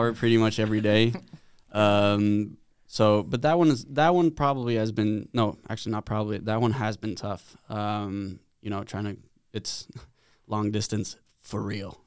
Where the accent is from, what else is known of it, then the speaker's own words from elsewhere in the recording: Sweden; moved away as an adult; now in United States; back home in Sweden, I'm from Sweden